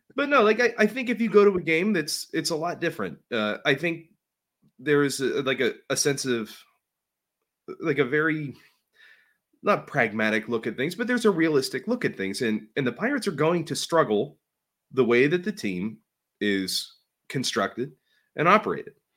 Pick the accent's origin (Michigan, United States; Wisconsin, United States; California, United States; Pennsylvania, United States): Pennsylvania, United States; Pittsburgh; I was born above a steel mill